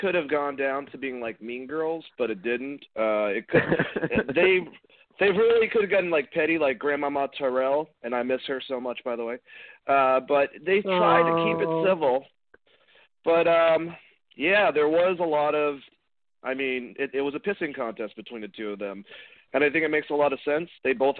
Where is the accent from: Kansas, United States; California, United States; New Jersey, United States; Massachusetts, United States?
Massachusetts, United States; Boston; I'm from Boston.